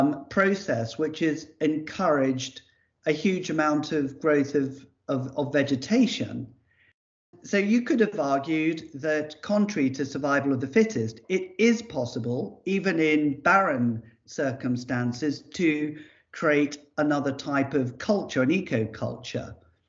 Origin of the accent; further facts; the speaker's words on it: Ascension Island; born there; I was born in Ascension Island. This is where I came into the world.